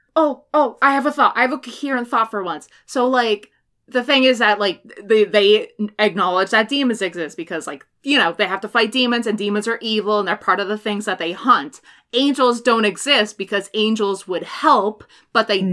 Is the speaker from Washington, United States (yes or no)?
yes; Washington, United States; growing up in Washington, at least in my in my education in Washington, was you learn about salmon